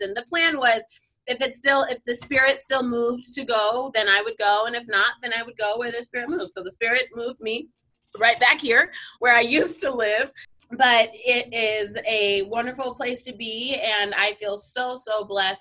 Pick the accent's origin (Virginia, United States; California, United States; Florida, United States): California, United States; Southern; also born or lived in San Francisco; I am born and raised in Southern California